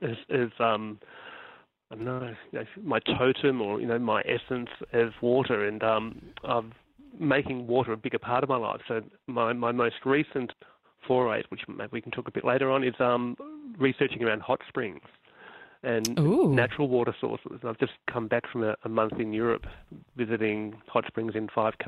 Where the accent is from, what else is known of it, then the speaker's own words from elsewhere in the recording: Melbourne, Victoria, Australia; I grew up in Bayside suburb of Melbourne